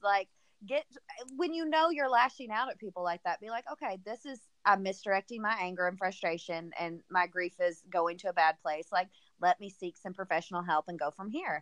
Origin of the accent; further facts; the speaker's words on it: the South, United States; I'm obviously from the South.